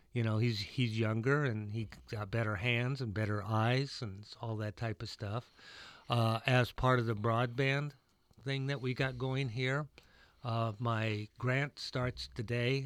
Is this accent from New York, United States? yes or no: no; Iowa, United States; the three-on-three I grew up with in Iowa